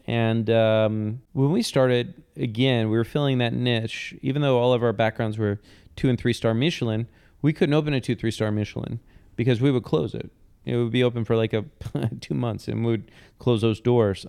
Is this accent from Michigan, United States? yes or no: yes; Detroit, Michigan, United States; moved away as an adult; also born or lived in Bay Area / Brooklyn; Detroit, my, my hometown